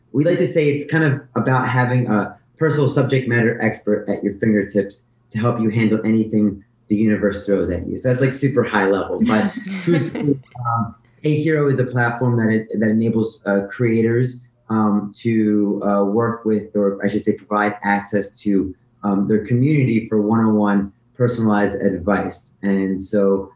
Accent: New Jersey, United States; moved away as an adult; also born or lived in Shanghai, China; I'm from New Jersey.

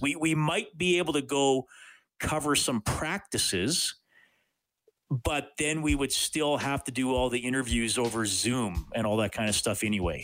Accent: Evansburg, Alberta, Canada; I didn't grow up in Edmonton. I grew up in Evansburg

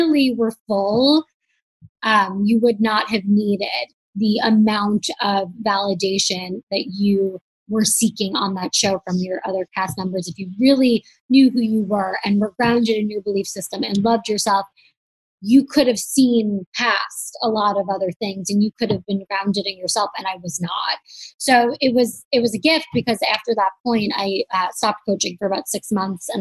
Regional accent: New York, United States; moved away; also born or lived in Los Angeles; I'm from New York, like a very accepting place. And then I lived

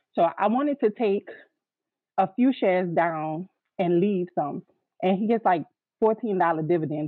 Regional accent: New Orleans, Louisiana, United States; I am from New Orleans.

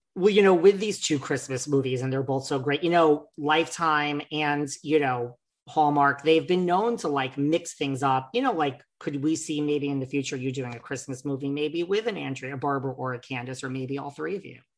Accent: New York, United States; I am from New York

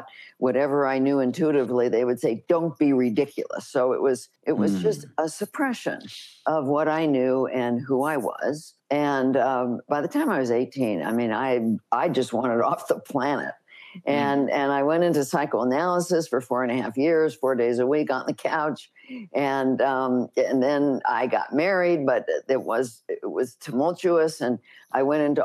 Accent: Los Angeles, California, United States; I grew up in Los Angeles

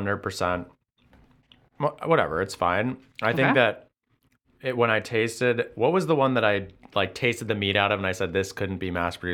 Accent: West Coast, United States; now in Chicago, United States; growing up where I grew up on the West Coast

